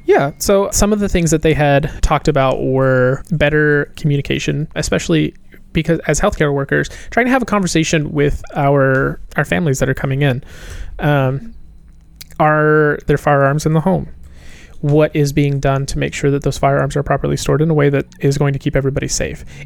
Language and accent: English; Appalachia, United States; moved away; also born or lived in Manhattan, New York; I grew up in the South. I grew up in Appalachia